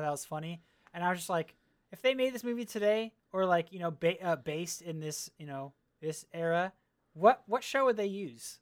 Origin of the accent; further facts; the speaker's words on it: California, United States; I grew up in California where our football team was okay